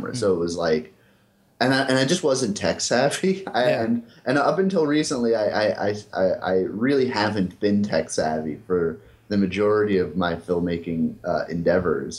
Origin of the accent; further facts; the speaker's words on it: Long Island, New York, United States; moved away as an adult; also born or lived in Boston; I'm from Long Island